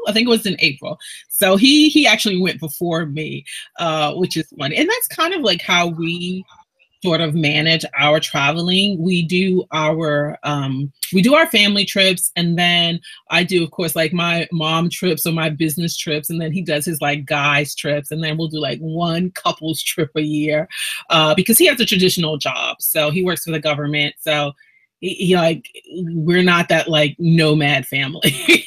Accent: New York City, New York, United States; I'm from Brooklyn originally. Born and raised there

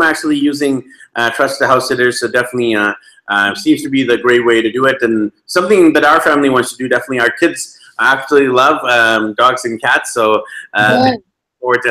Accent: Vancouver, British Columbia, Canada; moved away; also born or lived in Medellin, Colombia; I'm actually from Vancouver, BC, Canada

